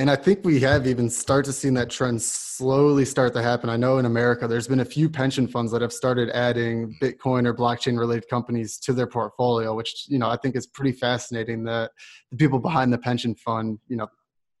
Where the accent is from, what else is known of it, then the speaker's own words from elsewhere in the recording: Chicago, Illinois, United States; now in Austin, United States; And I'm originally from Chicago, so I spend a lot of time up there